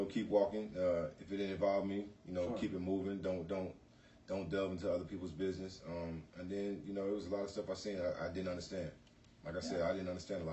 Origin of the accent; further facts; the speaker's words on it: St. Louis, Missouri, United States; moved away; that's where I was raised, born and raised